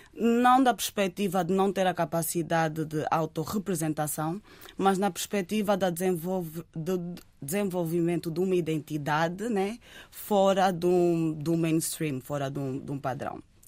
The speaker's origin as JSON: {"language": "Portuguese", "region": "Lisbon", "country": "Portugal", "tie": "born or raised there", "said": "Eu cresci em Lisboa"}